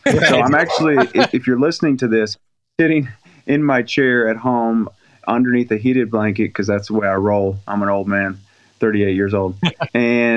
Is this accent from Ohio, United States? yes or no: yes; Dayton, Ohio, United States; now in Tennessee, United States; I grew up in Dayton, Ohio.